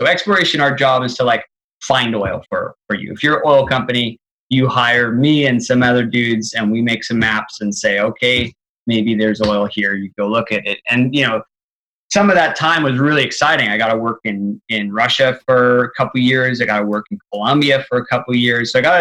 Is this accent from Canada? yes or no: yes; Calgary, Alberta, Canada; Born in Calgary, born to like parents that were super, super active.